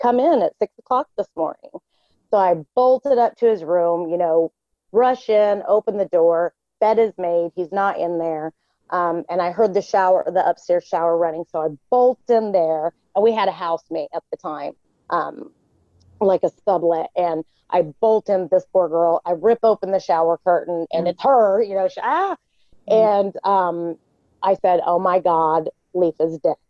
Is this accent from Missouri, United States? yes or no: yes; Southwest Missouri, United States; I grew up in Southwest Missouri